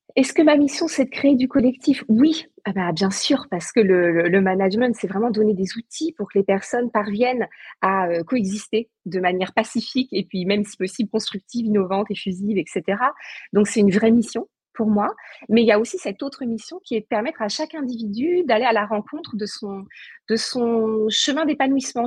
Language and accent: French; Saint-Nazaire, Pays de la Loire, France; moved away; je suis originaire de Saint-Nazaire